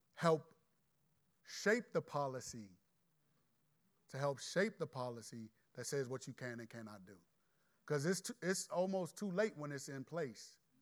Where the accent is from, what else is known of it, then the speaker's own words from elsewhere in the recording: Landover, Maryland, United States; I'm from Landover and I'm godly